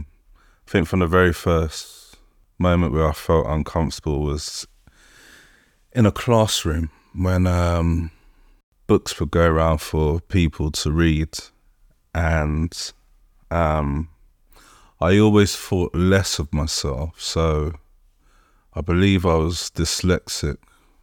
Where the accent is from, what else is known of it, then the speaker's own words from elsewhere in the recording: Colindale, London, United Kingdom; So, yeah, I'm from Conindale, from in Northwest London.